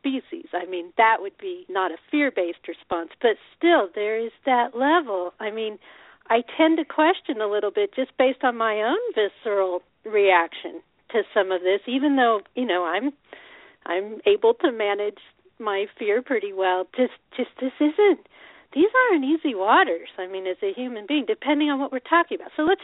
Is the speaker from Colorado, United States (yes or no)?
yes; Colorado, United States; now in Oregon, United States; I grew up in Colorado